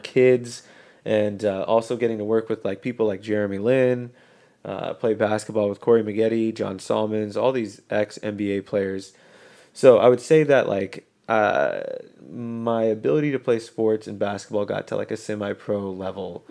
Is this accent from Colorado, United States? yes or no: yes; Colorado, United States; We grew up in Colorado.